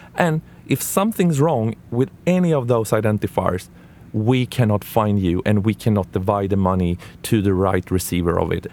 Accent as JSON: {"language": "English", "country": "Sweden", "said": "I'm from Sweden"}